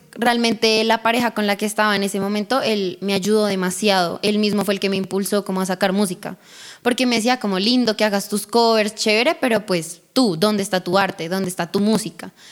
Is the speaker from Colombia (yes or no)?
yes; Bogotá, Colombia; accent: rola; also born or lived in Colorado, United States; Llegué a Colombia ya como a mis cuatro años de edad y me quedé a vivir acá.